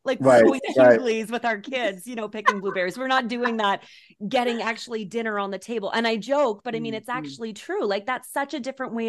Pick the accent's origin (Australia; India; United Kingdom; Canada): Canada; Ontario; If I can only be biased about the Ottawa Valley because it's my hometown, it's where I grew up